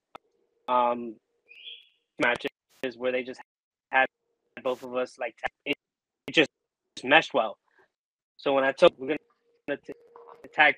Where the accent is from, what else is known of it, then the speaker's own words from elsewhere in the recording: Scotland, United Kingdom; I'm from Scotland.